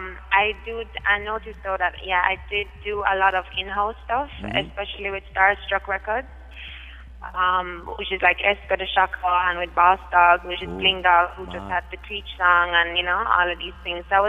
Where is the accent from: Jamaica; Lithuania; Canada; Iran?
Jamaica; Kingston, Surrey; I am from Kingston, Jamaica.